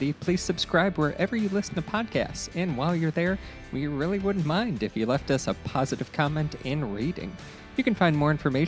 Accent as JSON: {"language": "English", "region": "Ohio", "country": "United States", "tie": "born or raised there", "moved": "yes", "said": "I grew up in Ohio where we had a bunch of hills and that type of stuff."}